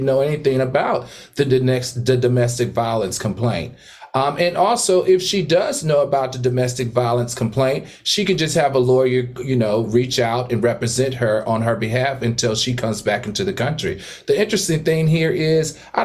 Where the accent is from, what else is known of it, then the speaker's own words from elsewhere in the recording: Horsepasture, Virginia, United States; where I grew up from in Horse Pasture, Virginia